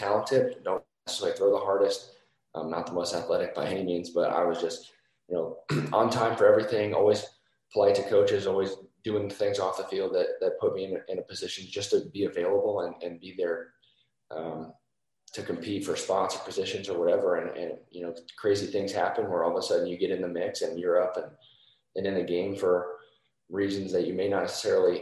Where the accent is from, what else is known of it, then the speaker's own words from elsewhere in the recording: Carmel, Indiana, United States; also born or lived in Columbus, Ohio / Boston; we moved from Boston to Indiana. I was 6 years old. So I basically, my entire childhood I was in Indiana